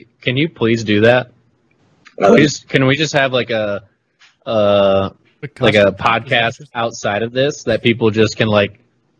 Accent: the South, United States; I'm from the South

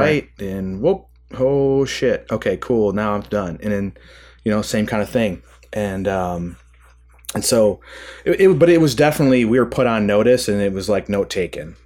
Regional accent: Michigan, United States; I grew up in Michigan, kind of, um, you know, maybe somewhat typical, uh, Midwestern upbringing

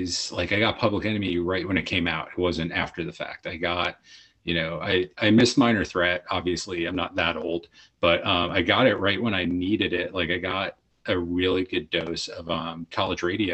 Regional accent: New Jersey, United States; now in Southern California, United States; I grew up in New Jersey

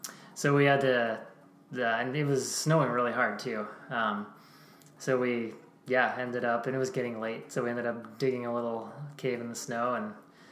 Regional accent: Pennsylvania, United States; But, yeah, so we grew up in Pennsylvania

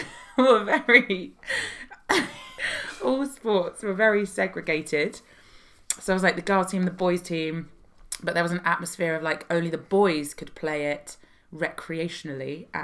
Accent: London, United Kingdom; In North London, not far from where we currently are, in Chalk Farm.

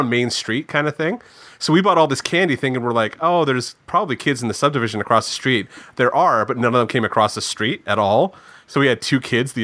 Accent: Niagara-on-the-Lake, Ontario, Canada; where I grew up, there's all the old forts and stuff like that in Niagara-on-the-Lake

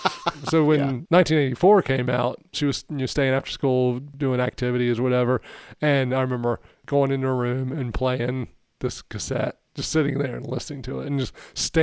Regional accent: Harnett County, North Carolina, United States; I'm from Harnett County.

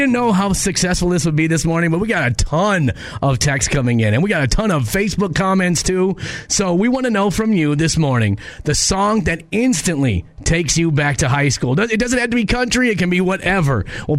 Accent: Minneapolis, Minnesota, United States; I grew up in North Minneapolis, a very urban area.

